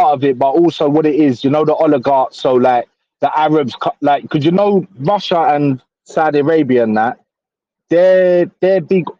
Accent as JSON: {"language": "English", "region": "London", "country": "United Kingdom", "said": "I'm from Canning Town."}